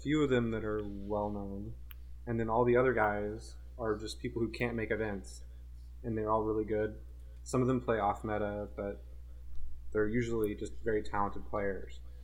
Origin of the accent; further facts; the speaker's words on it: Portland, United States; I'm from Portland